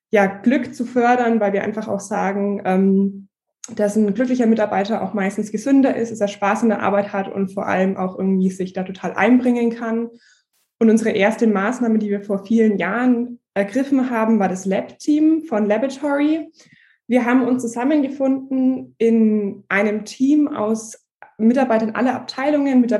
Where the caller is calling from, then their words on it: Nuremberg, Bavaria, Germany; ich bin zugeschaltet aus Nürnberg. Bei uns ist auch ganz schön geschneit.